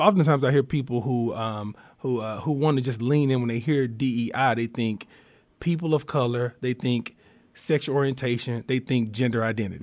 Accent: Warren, Arkansas, United States; I'm from Southeast Arkansas, a little small rural town, Warren, Arkansas is my hometown. Um, I grew up there

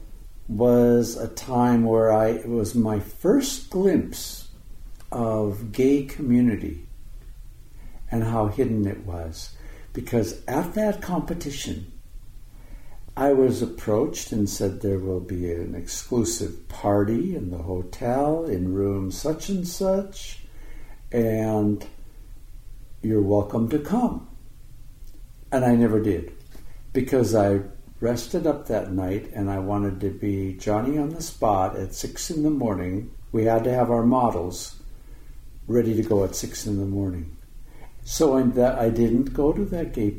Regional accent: Dickinson, North Dakota, United States; I was born in Dickinson, North Dakota, and it was 2 years after the end of World War II

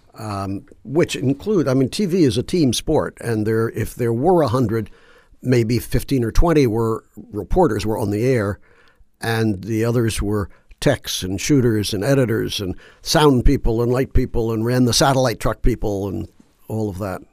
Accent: Washington, District of Columbia, United States; moved away; also born or lived in Baltimore; I grew up in Washington, D C

